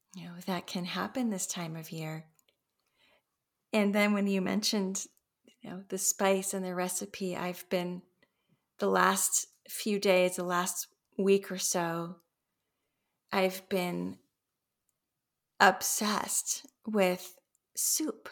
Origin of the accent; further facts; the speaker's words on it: Los Angeles, California, United States; moved away; I grew up in Los Angeles